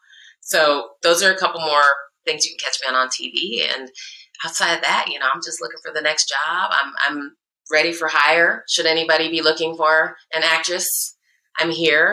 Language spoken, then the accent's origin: English; Iowa, United States; now in California, United States; I'm from Iowa, which is in the Midwest in the central time zone